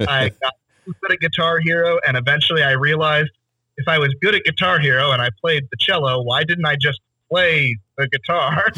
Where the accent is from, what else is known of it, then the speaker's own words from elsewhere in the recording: Tyler, Texas, United States; I grew up in Tyler, Texas